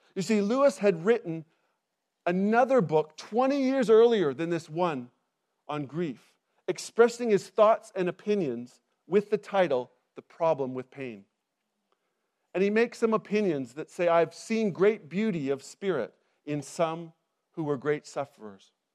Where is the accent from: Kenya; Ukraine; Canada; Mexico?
Canada; moved away as an adult; now in England, United Kingdom; I'm originally from Canada, and we, we moved to England twelve years ago